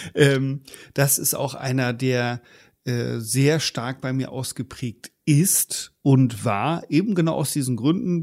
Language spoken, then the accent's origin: German; Germany; bei uns in Deutschland, also zumindest in der Generation, wo ich aufgewachsen bin